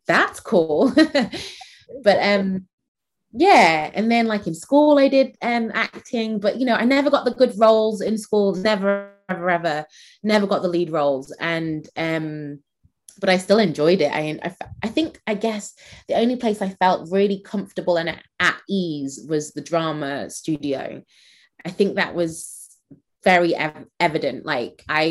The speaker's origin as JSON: {"language": "English", "town": "Manchester", "region": "North West England", "country": "United Kingdom", "tie": "born or raised there", "also_born_or_lived": "Nigeria", "said": "I grew up in Manchester"}